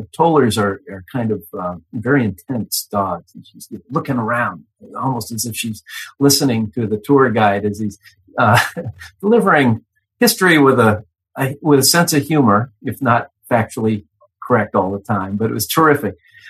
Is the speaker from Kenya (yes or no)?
no; Boston, Massachusetts, United States; I was born in Boston. I thought I knew Boston pretty well.